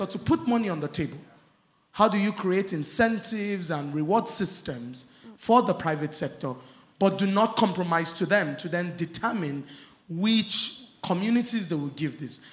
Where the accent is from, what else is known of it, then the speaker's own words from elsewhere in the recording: Nigeria; I come from Nigeria.